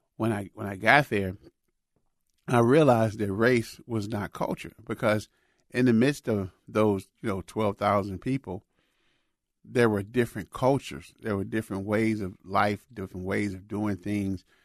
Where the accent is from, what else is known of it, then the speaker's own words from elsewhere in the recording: Chicago, Illinois, United States; moved away; Chicago is, is my hometown where I grew up